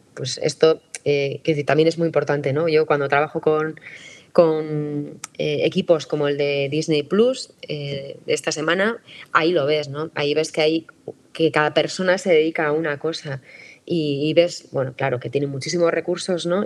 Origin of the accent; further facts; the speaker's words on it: San Sebastián, Basque Country, Spain; yo soy periodista de Donosti y escritora